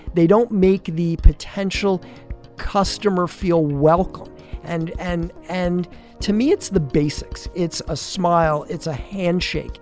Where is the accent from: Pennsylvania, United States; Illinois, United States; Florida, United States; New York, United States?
Pennsylvania, United States; Allentown; now in Tampa, United States; I actually grew up the oldest of three boys in, um, the north, e-, eastern part of Pennsylvania